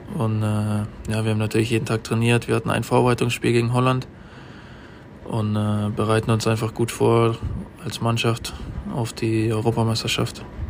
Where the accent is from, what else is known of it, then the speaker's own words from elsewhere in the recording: Germany; ich freue mich natürlich als Deutscher